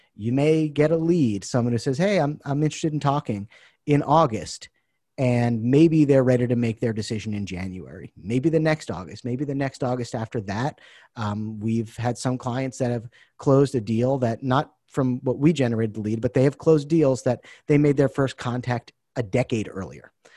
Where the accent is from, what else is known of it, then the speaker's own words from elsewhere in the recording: Boston, Massachusetts, United States; moved away as an adult; now in Taiwan; I'm originally from the Boston area